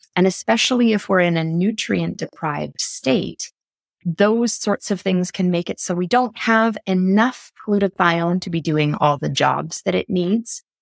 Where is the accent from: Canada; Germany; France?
Canada; I'm from Canada